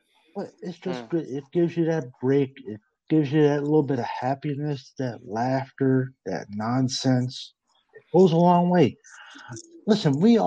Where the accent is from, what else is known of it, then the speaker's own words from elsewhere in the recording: Newfoundland and Labrador, Canada; now in Kingston, Canada; I'm from Newfoundland originally, live in Ontario now.